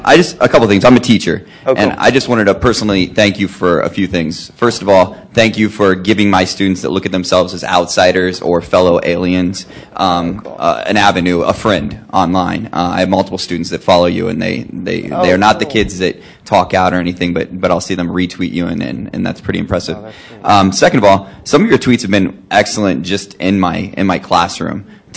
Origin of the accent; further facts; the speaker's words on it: Ohio, United States; I don't know if I'm maybe the person that's farthest away. I'm from Ohio. I just happen to be in Boston.